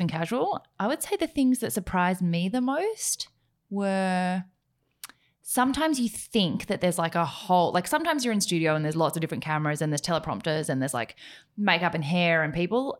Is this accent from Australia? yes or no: yes; Gippsland, Victoria, Australia; I'm from Gippsland.